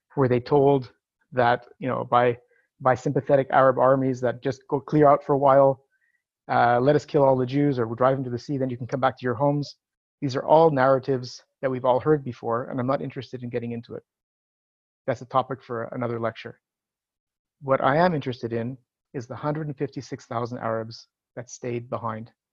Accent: Montreal, Quebec, Canada; moved away as an adult; now in Israel; I'm originally from Montreal, Quebec. I made Aliyah to Israel in 19- 94

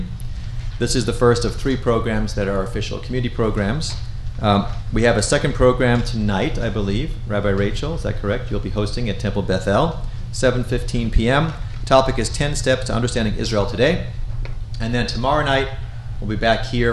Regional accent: South Africa; moved away; I am South African by birth. I am a rare third generation South African

